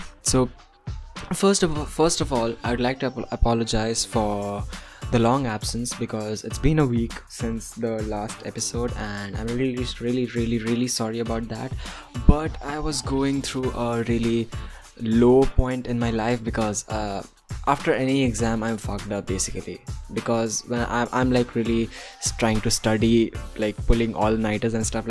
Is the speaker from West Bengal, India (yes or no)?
yes; Kolkata, West Bengal, India; also born or lived in Bihar; I was born here in Kolkata. So, I'm a Bihari by blood, like 50%. But not really by upbringing.